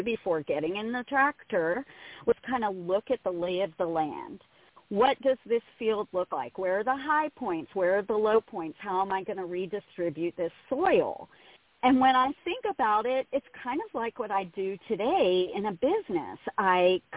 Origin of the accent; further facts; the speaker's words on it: South Louisiana, United States; I'm from South Louisiana